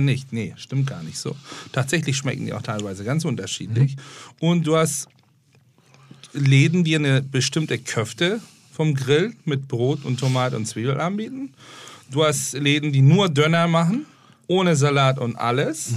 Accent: Istanbul, Turkey; German is a second language; now in Germany; Ich bin in Istanbul aufgewachsen

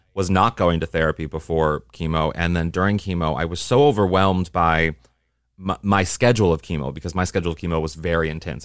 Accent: Midwest, United States; I'm a Midwesterner

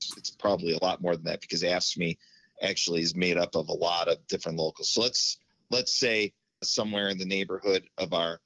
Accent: Lockport, Illinois, United States; I grew up in the Lockport, Joliet area

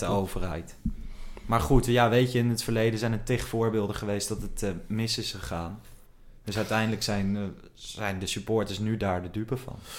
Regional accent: Apeldoorn, Gelderland, Netherlands; Ik werd geboren in Apeldoorn

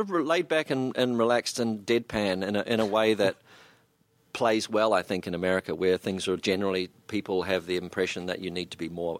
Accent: New Zealand; suddenly it was being a New Zealander and standing in the middle of a group of people and really not saying hardly anything, just going, yeah, was suddenly quite credible.

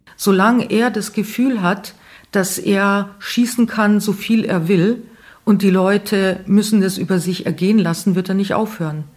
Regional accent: Neufahrn, Bavaria, Germany; ja hier aufgewachsen bin

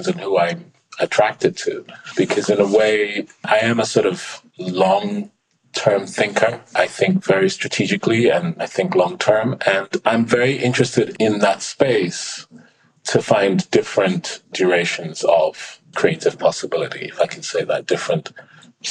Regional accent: London, United Kingdom; growing up in London as a teenager

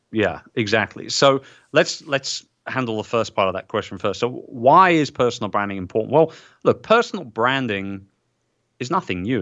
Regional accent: England, United Kingdom; as an English guy

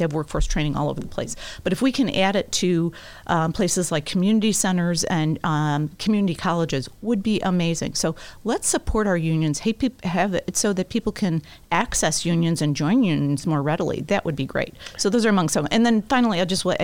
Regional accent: Palos, Illinois, United States; also born or lived in Beverly, Chicago / LaGrange, Illinois; I'm from the Southwest side. I was born in Beverly, grew up in Palos, and I raised my kids in LaGrange.

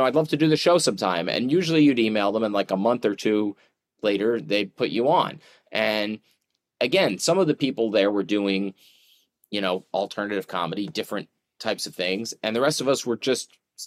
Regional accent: Philadelphia, Pennsylvania, United States; moved away as an adult; I grew up outside Philly

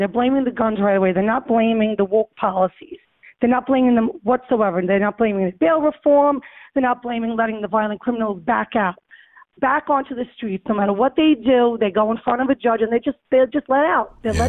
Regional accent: New York City, New York, United States; I was born and raised in Throgs Neck. I have a business in Throgs Neck, raised my kids in Throgs Neck

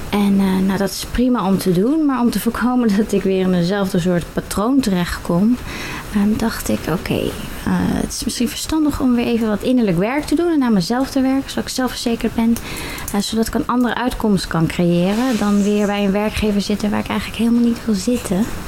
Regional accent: Netherlands; Ik kom uit Bumren, 32 jaar.

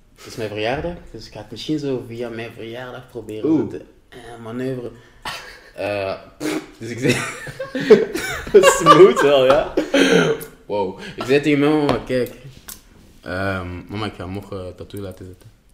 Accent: Ghana; ik ben van Ghana

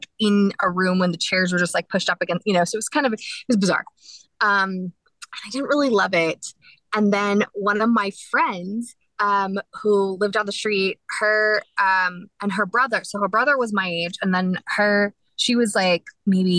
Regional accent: Dallas, Texas, United States; I was born in Dallas

